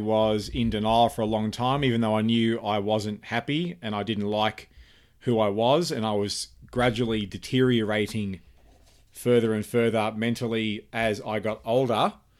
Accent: Cairns, Queensland, Australia; also born or lived in Sydney / Canberra / Melbourne; Well, I was born in Sydney, Australia. I grew up in numerous places in Australia. Sydney, Canberra, Melbourne, and primarily I spent most of my life growing up in Cairns

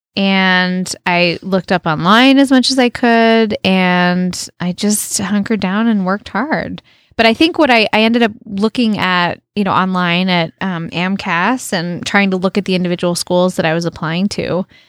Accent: United States; moved away as an adult; also born or lived in Canada; I was from the United States

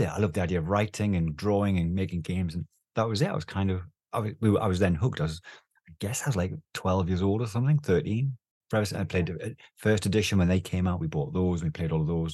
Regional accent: the Northeast, North East England, United Kingdom; I, I, was a kid in the Northeast. I grew up in the Northeast

